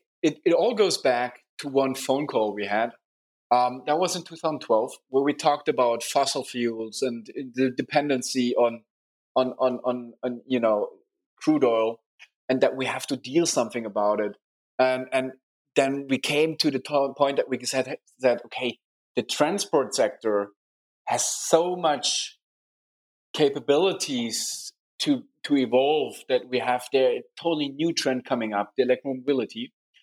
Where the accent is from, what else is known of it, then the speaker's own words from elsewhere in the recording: Munich, Bavaria, Germany; it's nice to grow up here. Very nice city, a very good, nice people, a very interesting startup hub